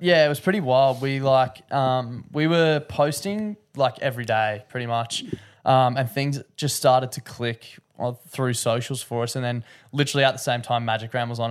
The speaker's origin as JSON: {"language": "English", "region": "Queensland", "country": "Australia", "said": "being a Queenslander"}